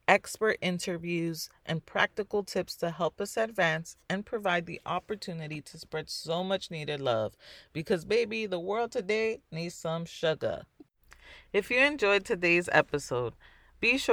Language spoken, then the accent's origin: English; New York City, New York, United States; I'm Dominican. I was born in the Bronx